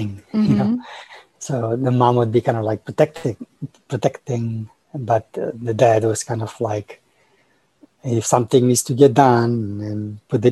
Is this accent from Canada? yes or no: no; Romania; now in United States; I was born in Romania and during communist time. So that was an interesting time. As a child, there was a lot of freedom.